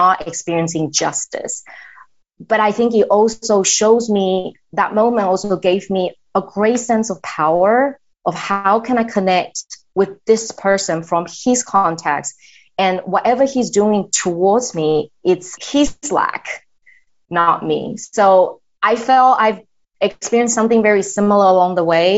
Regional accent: Australia; accent: culturally confused; English is a second language; moved away as an adult; also born or lived in Taiwan; now in United States; I'm originally from Taiwan, and I grew up in Australia. That's why I learned my English

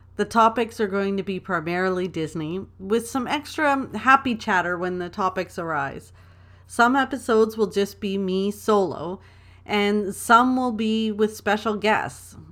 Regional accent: Toronto, Ontario, Canada; I was born and raised in Toronto, Ontario. I'm a proud Canadian girl.

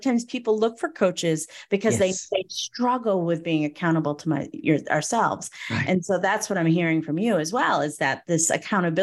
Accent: Northeast, United States; I was raised in the Northeast

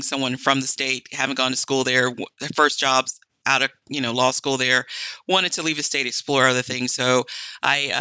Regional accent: United States; also born or lived in Charleston, South Carolina; I was born and raised in the Georgia-Carolina area between Augusta, Georgia and South Carolina.

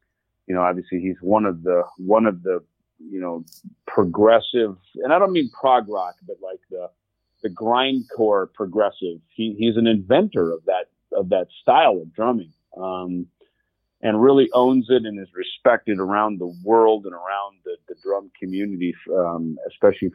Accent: Jackson, Minnesota, United States; moved away; around Jackson, Minnesota, my hometown

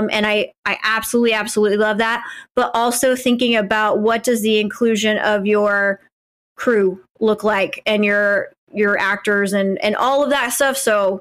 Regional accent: Midwest, United States; So I can tell you, being a Midwesterner, I've never felt like my voice was underrepresented, especially as a white Midwesterner.

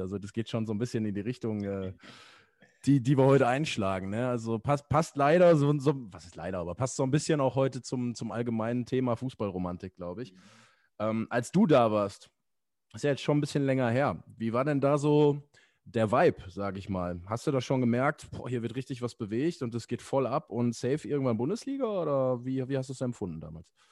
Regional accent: Essen, North Rhine-Westphalia, Germany; als Essener

